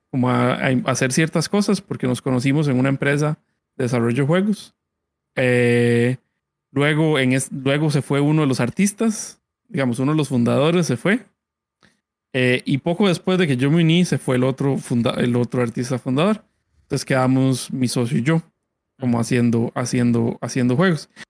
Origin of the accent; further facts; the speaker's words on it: Costa Rica; Bueno, Sun Entertainment somos unos desarrolladores costarricenses de juegos.